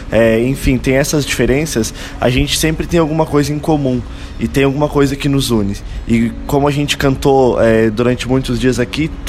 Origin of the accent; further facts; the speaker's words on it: Lages, Santa Catarina, Brazil; da cidade de Lages, Santa Catarina.